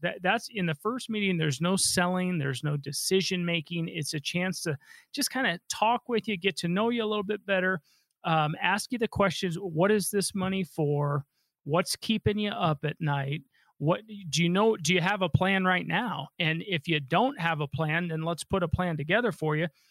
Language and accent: English; Colorado, United States; I was born and raised here in Colorado